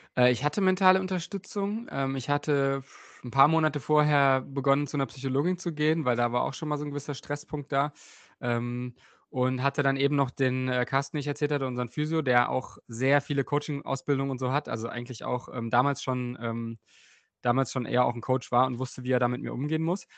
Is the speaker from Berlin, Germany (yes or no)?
no; Bernburg, Saxony-Anhalt, Germany; der Ruderverein in meiner Heimatstadt ähm, Bernburg war direkt neben dem Fußballverein